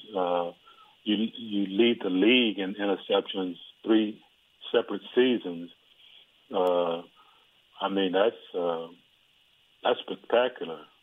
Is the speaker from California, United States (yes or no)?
no; Dallas, Texas, United States; also born or lived in Houston, Texas; I was born in Parkland Hospital